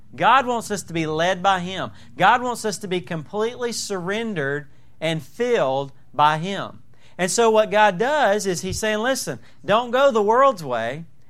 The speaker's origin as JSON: {"language": "English", "region": "Southern", "country": "United States", "accent": "Southern", "said": "my Southern accent"}